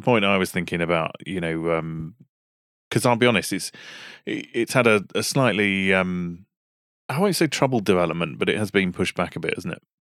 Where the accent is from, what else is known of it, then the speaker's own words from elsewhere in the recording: United Kingdom; We're British.